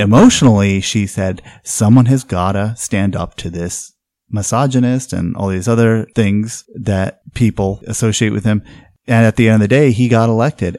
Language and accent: English; New England, United States; now in Oregon, United States; I come from New England